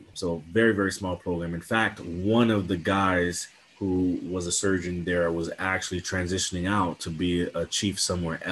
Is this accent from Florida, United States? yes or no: yes; Miami, Florida, United States; I'm born and raised in Miami, Florida.